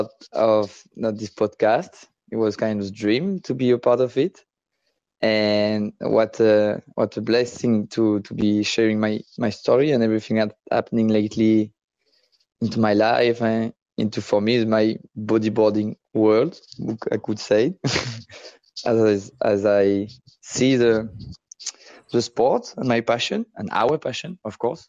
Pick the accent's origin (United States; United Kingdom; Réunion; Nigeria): Réunion; moved away as an adult; now in Gran Canaria, Spain; growing up in Reunion